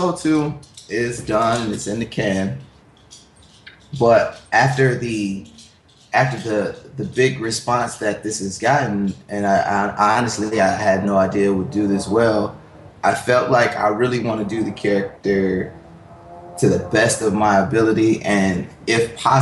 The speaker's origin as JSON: {"language": "English", "town": "Milwaukee", "region": "Wisconsin", "country": "United States", "said": "I'm from Milwaukee"}